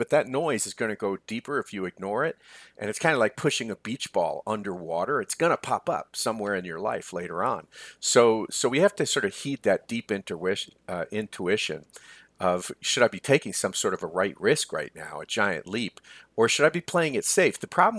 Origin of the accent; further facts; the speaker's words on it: New York, United States; I grew up not far from Columbia, actually, 18 miles from Manhattan. I grew up in Westchester County, New York